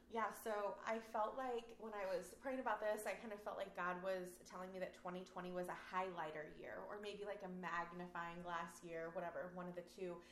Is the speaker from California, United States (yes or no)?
yes; California, United States; I'm a Californian